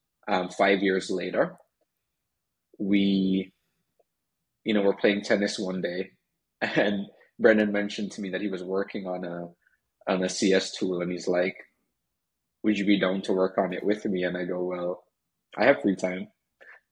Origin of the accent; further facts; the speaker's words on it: Jamaica; I'm from Jamaica, you might hear a accent slip out in, with different words that I say.